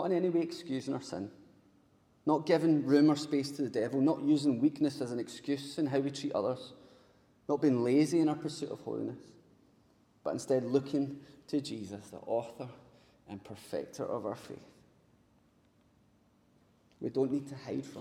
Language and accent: English; Paisley, Scotland, United Kingdom; growing up in Paisley, none of my pals were exactly rich